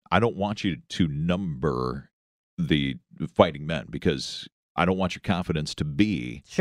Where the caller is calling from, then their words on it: Jackson, Mississippi, United States; Uh, I'm in Jackson, Mississippi on my way to work.